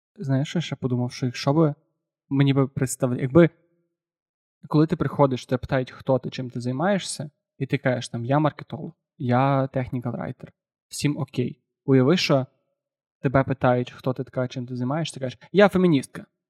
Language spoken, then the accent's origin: Ukrainian; Galicia, Ukraine; я галичанин